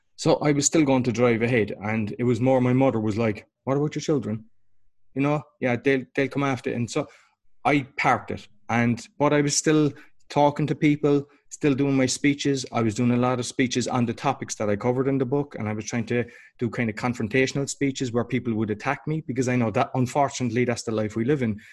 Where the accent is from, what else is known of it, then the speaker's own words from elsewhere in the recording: Ireland; now in Poland; I'm Irish originally.